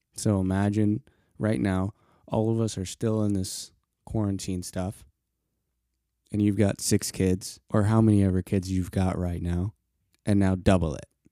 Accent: Colorado, United States; I grew up in Colorado

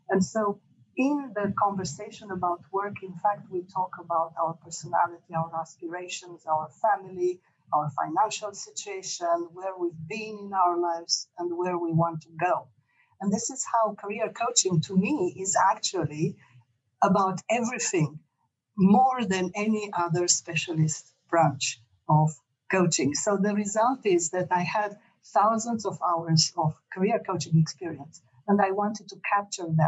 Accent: Romania; born there; moved away; whilst I was born in Romania, in fact, I spent many decades outside Romania and I lived in six countries

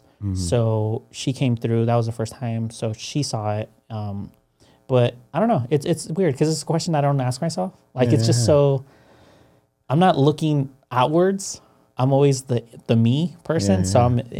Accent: Mexico; now in United States; me and my sister, because we're coming in from Mexico, they understood that our lives were going to be a little bit harder.

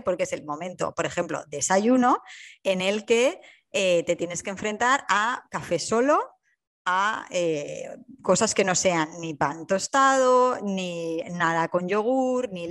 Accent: Alicante, Valencian Community, Spain; moved away as an adult; now in Hamburg, Germany; yo soy alicantina y vivo en Hamburgo

